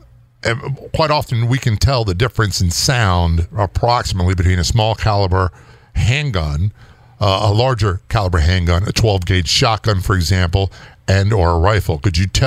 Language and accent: English; East Coast, United States; I'm from the East Coast